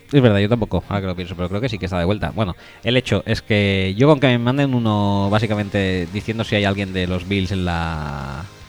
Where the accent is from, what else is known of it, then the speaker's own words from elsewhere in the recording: Barcelona, Catalonia, Spain; yo soy de Barcelona